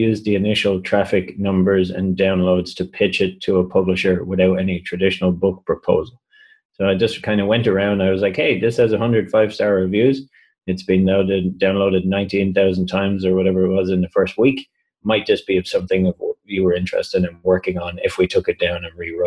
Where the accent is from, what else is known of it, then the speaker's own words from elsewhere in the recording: Ireland; I'm from Ireland